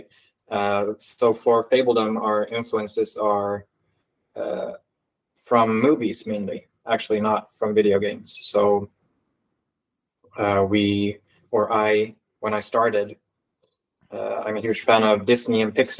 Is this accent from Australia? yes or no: no; Sweden; I am from Sweden